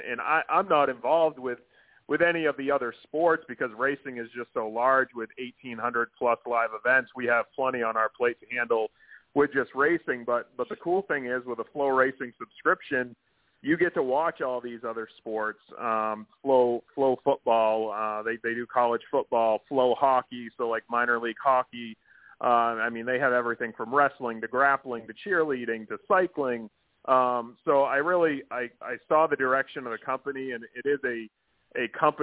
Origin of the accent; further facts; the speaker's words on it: Maine, United States; I'm from Maine. So I grew up really close to a track called Oxford Plains Speedway